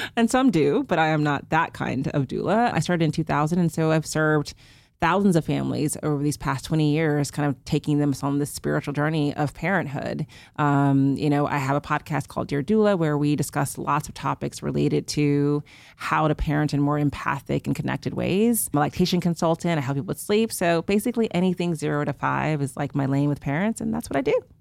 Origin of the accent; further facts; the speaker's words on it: Houston, Texas, United States; moved away; I'm from Houston, so I did this in Houston, was home for the summer